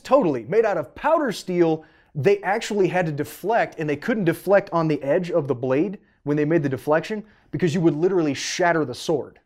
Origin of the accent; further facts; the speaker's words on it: Canada; moved away; I'm originally Canadian.